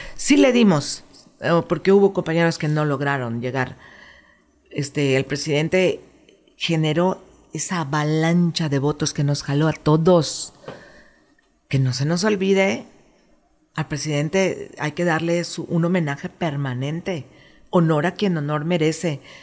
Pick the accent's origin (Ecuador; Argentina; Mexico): Mexico; moved away as an adult; now in Quintana Roo, Mexico; yo soy mexicana, amo México, amo mi país